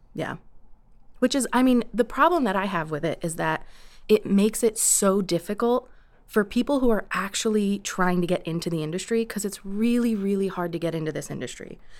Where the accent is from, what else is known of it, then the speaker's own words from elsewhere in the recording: New York, United States; moved away; I grew up in New York